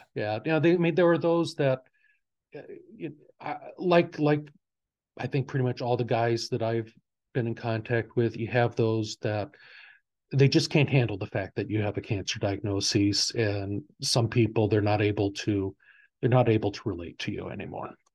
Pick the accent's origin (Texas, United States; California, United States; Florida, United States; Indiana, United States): Indiana, United States; near Hebron, Northwest; I, I grew up, uh, in this area